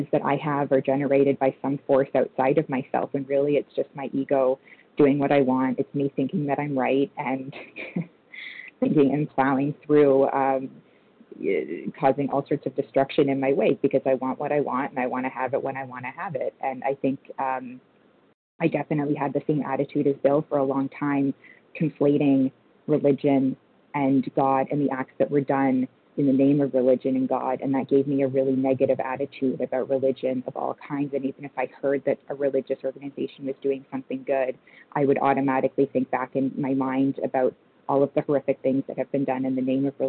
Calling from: Toronto, Ontario, Canada; I'm calling from Toronto, Canada.

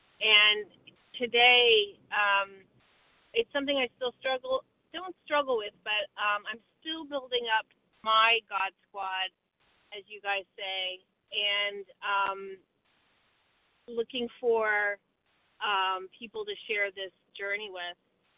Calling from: Vermont, United States; from Vermont.

